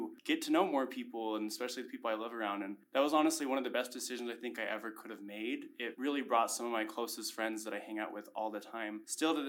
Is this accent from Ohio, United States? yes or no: no; West Valley City, Utah, United States; moved away as an adult; now in Logan, United States; I am from West Valley City, Utah.